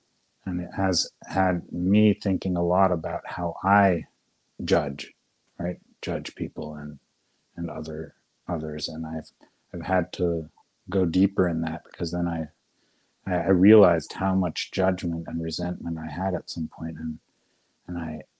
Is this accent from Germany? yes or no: no; Austria; I was in Spain once on an island, and because I came from Austria, someone treated me badly.